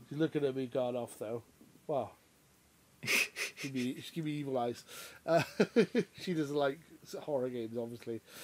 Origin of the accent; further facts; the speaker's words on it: United Kingdom; we're not Americans, we're British